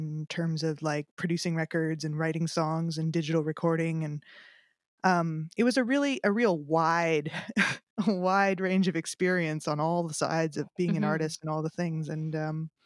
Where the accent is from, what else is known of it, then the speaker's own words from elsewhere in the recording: Winnipeg, Manitoba, Canada; moved away as an adult; also born or lived in Toronto, Canada; now in Nashville, United States; I started out in music back in my hometown of Winnipeg